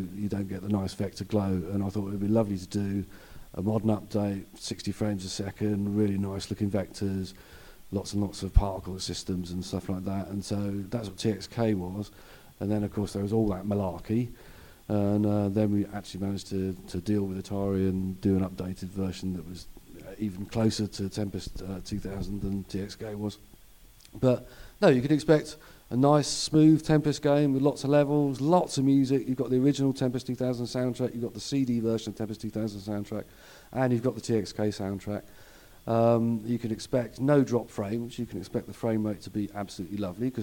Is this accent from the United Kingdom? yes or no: yes; United Kingdom; I am as British as a cup of tea